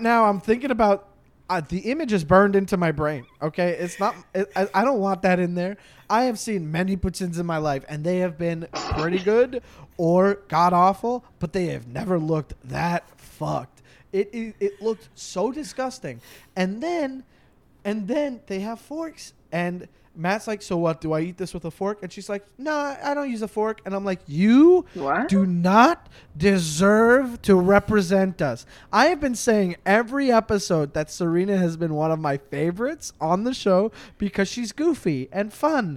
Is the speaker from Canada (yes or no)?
yes; Canada; I'm Canadian